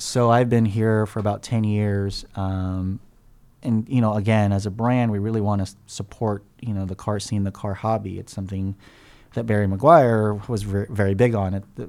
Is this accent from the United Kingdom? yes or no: no; Philippines; born there; moved away; And I was born in the Philippines, actually